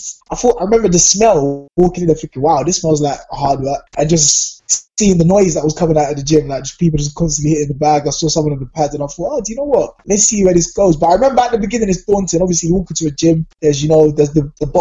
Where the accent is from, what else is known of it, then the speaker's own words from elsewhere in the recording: London, United Kingdom; I grew up in Southeast London in Peckham, so everyone knows what Peckham's like. That's where I went to school.